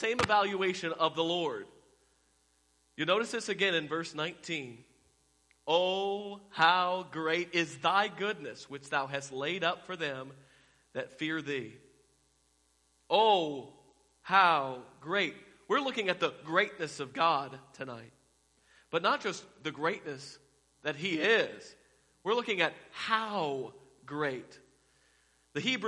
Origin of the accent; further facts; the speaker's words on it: Fort Worth, Texas, United States; I'm from Fort Worth